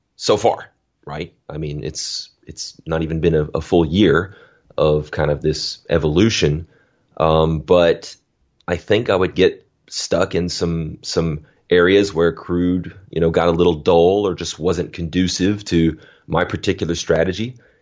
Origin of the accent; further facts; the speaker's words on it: Alabama, United States; I'm from Alabama, grew up on a dirt road